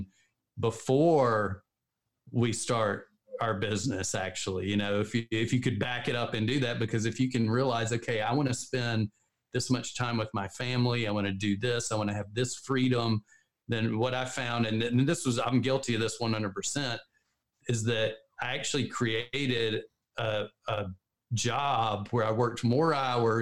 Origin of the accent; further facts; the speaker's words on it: the South, United States; We're both from the South. So we talk a little slow